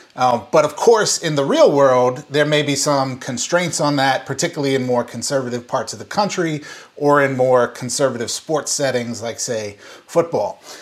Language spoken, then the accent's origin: English; Saint Paul, Minnesota, United States; my hometown of Saint Paul, Minnesota